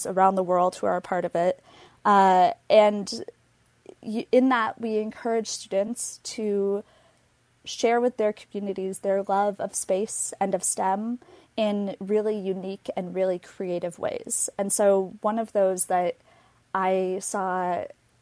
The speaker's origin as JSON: {"language": "English", "town": "Minneapolis–Saint Paul", "region": "Minnesota", "country": "United States", "tie": "born or raised there", "said": "I grew up in the Twin Cities"}